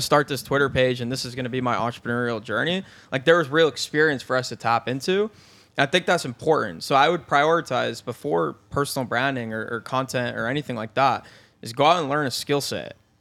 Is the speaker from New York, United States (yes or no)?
yes; Binghamton, New York, United States; moved away as an adult; I was from Binghamton, New York